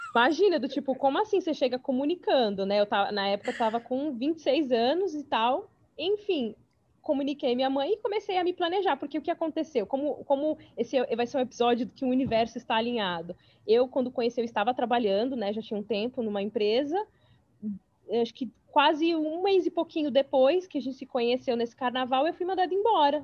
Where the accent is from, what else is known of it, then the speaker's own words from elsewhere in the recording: São Paulo, Brazil; moved away as an adult; now in New York, United States; atualmente eu moro em Nova York, mas eu sou de São Paulo, capital. Me mudei faz cinco anos para os Estados Unidos